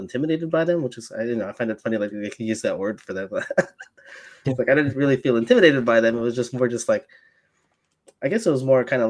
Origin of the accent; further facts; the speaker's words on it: Alaska, United States; now in Arizona, United States; I'm me being from Alaska, like that was one of the points, big points for me, like coming down to Arizona.